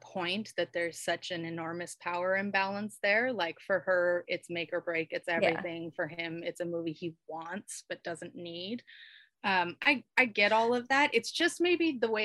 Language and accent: English; Southern California, United States; I grew up in Southern California